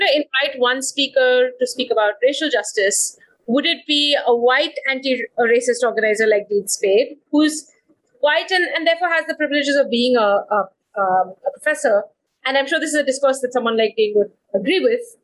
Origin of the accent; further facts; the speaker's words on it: Bangalore, Karnataka, India; also born or lived in Delhi, India / United States; I grew up in Bangalore and uh, Delhi.